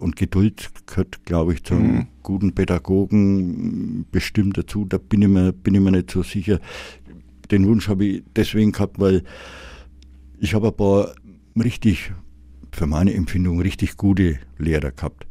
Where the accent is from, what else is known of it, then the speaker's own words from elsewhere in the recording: Nuremberg, Bavaria, Germany; ich bin äh, gebürtiger Mögeldorfer. Das war auch von den Großeltern mütterlicherseits haben die 1938 hat der Großvater äh, ein Häusler gebaut und, und da bin ich aufgewachsen